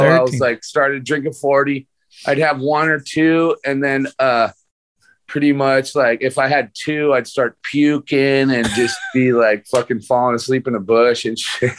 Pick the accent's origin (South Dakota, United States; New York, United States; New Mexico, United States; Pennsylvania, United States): New Mexico, United States; moved away as an adult; also born or lived in Beaver Creek, Oregon / Portland, Oregon / Ashland, Oregon; who I grew up skating with in New Mexico, man, in Santa Fe and Albuquerque